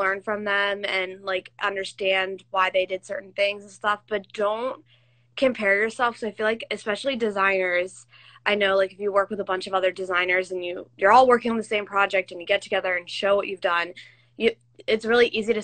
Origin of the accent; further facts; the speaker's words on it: Philadelphia, Pennsylvania, United States; I'm from Philly, so I'm a Phillies fan